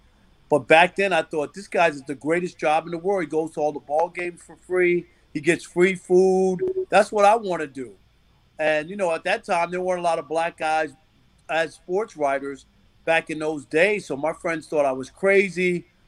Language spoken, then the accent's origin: English; New York, United States; I was a 9-year-old kid growing up in New York